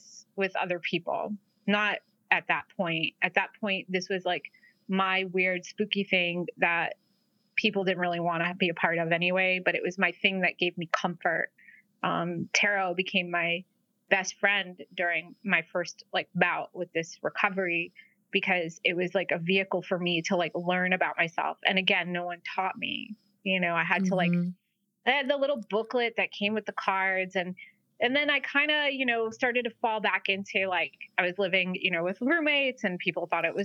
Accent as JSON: {"language": "English", "region": "New England", "country": "United States", "tie": "born or raised there", "also_born_or_lived": "Providence, Rhode Island", "said": "growing up in New England"}